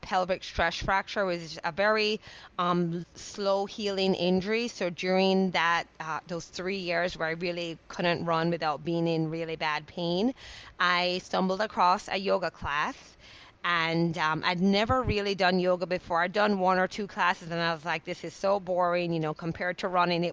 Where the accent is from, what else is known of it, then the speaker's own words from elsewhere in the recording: Jamaica; moved away; I'm a island girl, I grew up in Jamaica